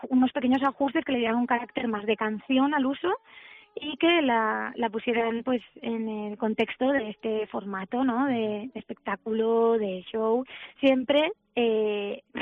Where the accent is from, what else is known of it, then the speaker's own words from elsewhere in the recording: Alicante, Valencian Community, Spain; yo soy de Alicante y en mi tierra se dice palante como